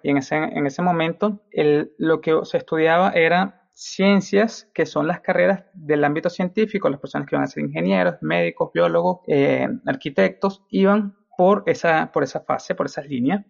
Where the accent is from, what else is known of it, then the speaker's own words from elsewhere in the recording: Venezuela; moved away; yo me crié en Venezuela toda la vida, evidentemente nací ahí